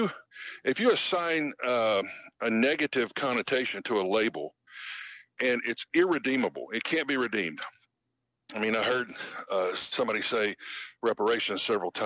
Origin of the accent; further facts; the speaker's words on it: the South, United States; I grew up in the South